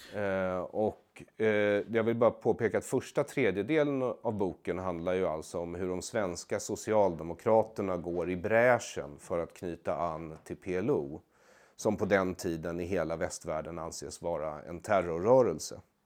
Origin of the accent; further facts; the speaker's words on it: Sweden; jag har ju växt upp eh, som svensk jude